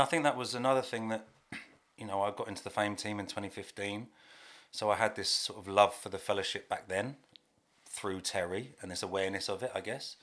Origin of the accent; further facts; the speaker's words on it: Hertfordshire, East of England, United Kingdom; I live in Hertfordshire, I'm from Hertfordshire.